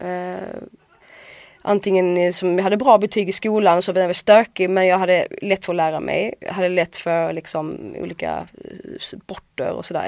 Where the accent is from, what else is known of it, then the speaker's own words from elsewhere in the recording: Åhus, Skåne, Sweden; en skola i Åhus där jag kommer ifrån